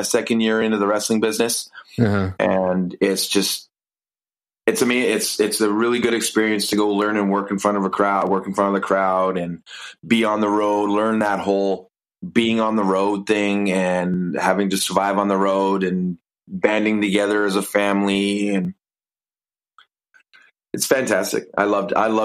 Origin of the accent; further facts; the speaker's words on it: Kelowna, British Columbia, Canada; moved away as an adult; also born or lived in Toronto, Ontario / Los Angeles; now in Vancouver, Canada; I moved back to Kelowna, where I was born and raised.